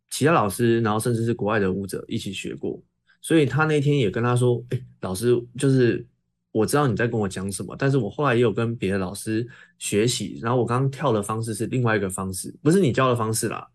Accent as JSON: {"language": "Chinese", "region": "Tainan", "country": "Taiwan", "tie": "born or raised there", "said": "台南，我的故乡"}